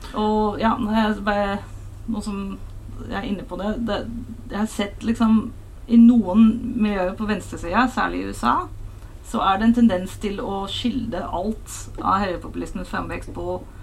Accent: Hilversum, North Holland, Netherlands; Norwegian is a second language; moved away as an adult; now in Norway; Jeg er fra Nederland

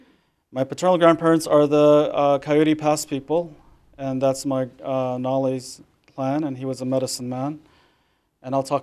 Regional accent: Four Corners area, United States; moved away; I'm originally from the Navajo Reservation in the Four Corners area. It's a high desert, and I grew up in a traditional Navajo family

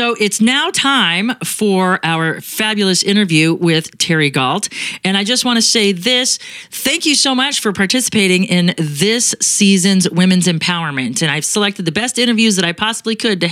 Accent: Arizona, United States

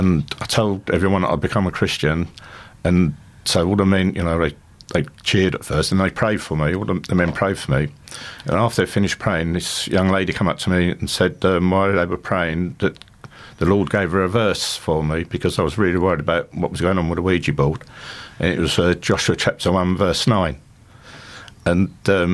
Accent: London, United Kingdom; moved away as an adult; also born or lived in Hornchurch, Essex; I'm one of nine children. We grew up in Hackney in East London in a three-bedroom council flat

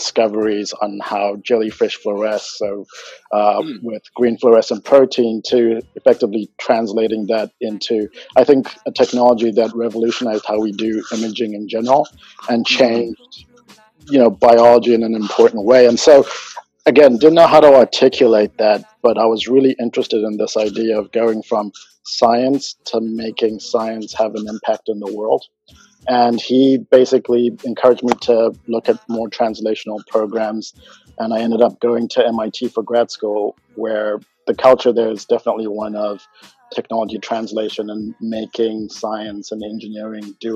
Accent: Zimbabwe; moved away as an adult; now in United States; I'm originally from Zimbabwe, and my parents were really all about education

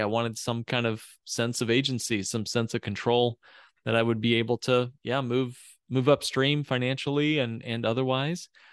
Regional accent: Indiana, United States; moved away as an adult; also born or lived in Texas; now in Chicago, United States; I grew up in Indiana. I'm a Hoosier as a kid

